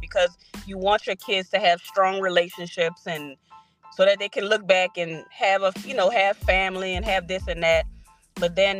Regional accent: New Orleans, Louisiana, United States; we are all originally from New Orleans

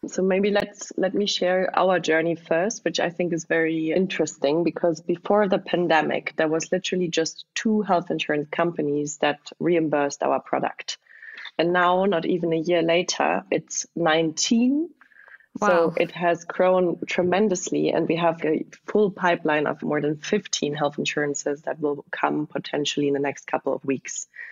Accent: close to the French border, southwest Germany, Germany; moved away; also born or lived in Berlin; I'm originally from Eastern Germany, but grew up in the southwest of Germany, close to the French border

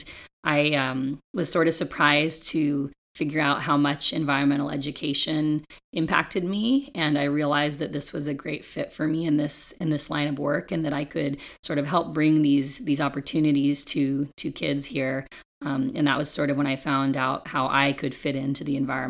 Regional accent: Ojai, California, United States; moved away as an adult; also born or lived in Santa Barbara, California; now in San Diego, United States; I grew up in Ojai, California, which is a very environmentally minded town

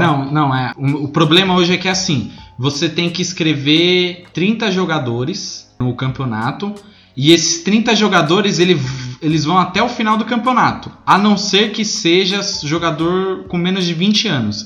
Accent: São Paulo, Brazil; pelo sotaque aqui, todo mundo deve ter percebido que a gente é de São Paulo.

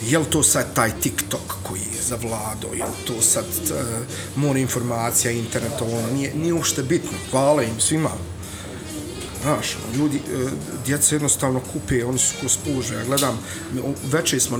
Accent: Sarajevo, Federation of Bosnia and Herzegovina, Bosnia & Herzegovina; moved away as an adult; now in Gradiška, Bosnia and Herzegovina; ja sam došao iz Sarajeva 300 km ovamo, nemam nikakvih korijena ovdje

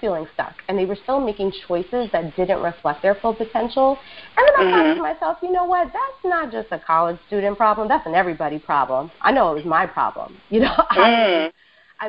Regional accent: New York City, New York, United States; I am a native New Yorker, ride or die, and I was born and raised in Queens

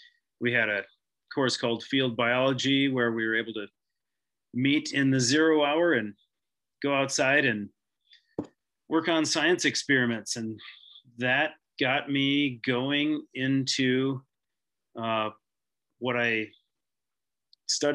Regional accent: Hastings, Minnesota, United States; now in Bozeman, United States; I always lived in Hastings

